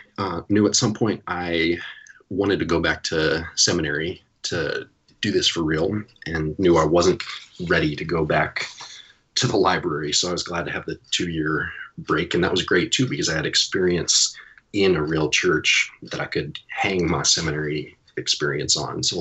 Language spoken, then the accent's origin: English; Virginia, United States; moved away as an adult; now in New Jersey, United States; I'm not from here. I'm from Virginia originally and never thought I would end up in Jersey